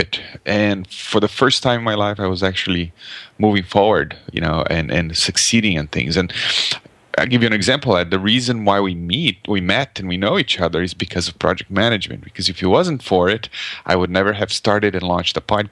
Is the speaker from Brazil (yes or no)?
yes; Brazil; English is a second language; moved away as an adult; now in Canada; So I live in Canada, but I grew up in Brazil, actually. So I'm speaking a foreign language right now